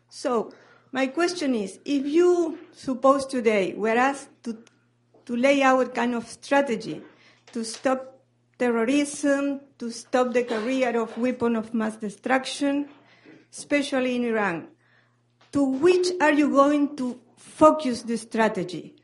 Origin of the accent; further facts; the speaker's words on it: Buenos Aires, Argentina; moved away; I'm from Buenos Aires, national defense expert and NDU former student here.